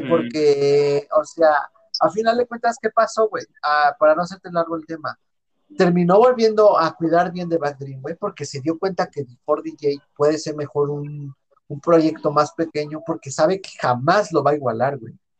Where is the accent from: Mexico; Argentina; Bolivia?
Mexico; Mexico City; soy de, yo Iztapalacra, güey, de Iztapalapa